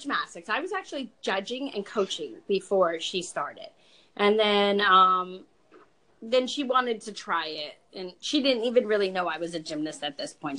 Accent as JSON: {"language": "English", "region": "California", "country": "United States", "moved": "yes", "lives_now": "New Jersey, United States", "said": "I moved to New Jersey because I was really from California"}